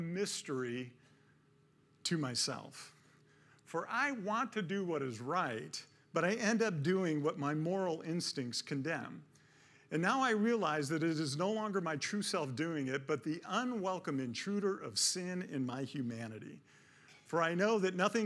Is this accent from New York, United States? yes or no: no; Detroit, Michigan, United States; I grew up in Detroit, my dad worked for Ford all these years